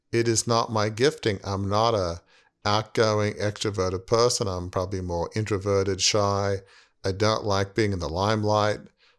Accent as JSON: {"language": "English", "country": "Australia", "tie": "born or raised there", "said": "I remember at an early age, teenage, growing up in Australia, in my mind's eye, I saw myself taking a leading role in Fairfax Media"}